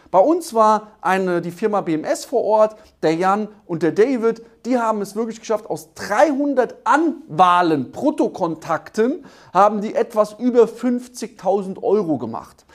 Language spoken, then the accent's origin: German; Germany; bei uns in Deutschland